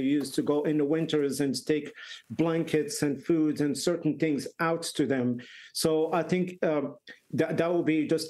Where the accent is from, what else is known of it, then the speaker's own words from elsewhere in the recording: Marrakesh, Marrakesh-Safi, Morocco; now in Ireland; I grew up in Marrakesh